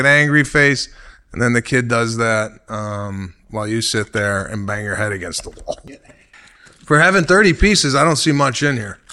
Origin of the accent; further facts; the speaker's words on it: Chicago, Illinois, United States; moved away; my hometown of Chicago